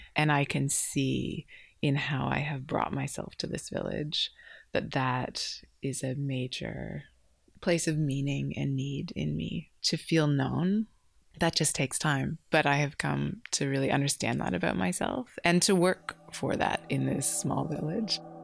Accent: Canada; moved away as an adult; now in Candelo, Australia; I'm originally from Canada and fell in love with an Australian, which brought me to this country

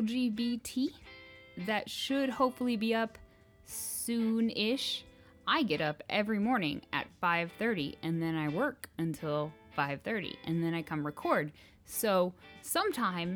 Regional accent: Kansas, United States; we're from Kansas

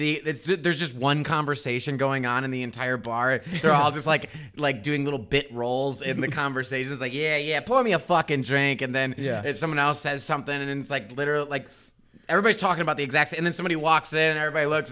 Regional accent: Midwest, United States; now in Chicago, United States; we're from the Midwest.

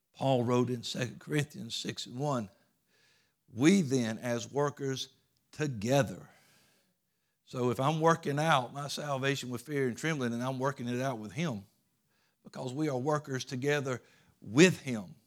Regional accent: United States; as Americans

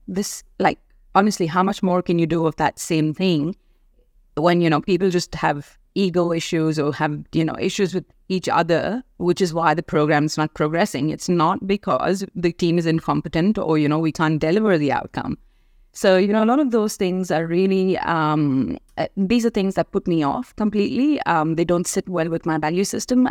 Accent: India; moved away as an adult; also born or lived in Africa; now in Australia; I was born and raised in India.

